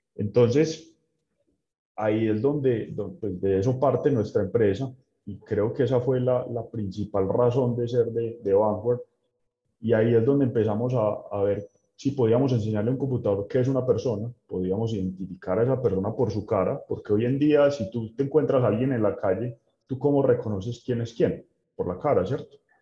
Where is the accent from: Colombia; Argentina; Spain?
Colombia; Medellín, Antioquia